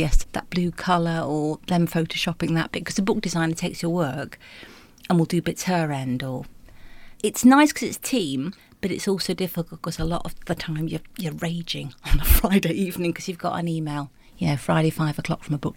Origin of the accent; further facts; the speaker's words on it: Bolton, North West England, United Kingdom; growing up in Bolton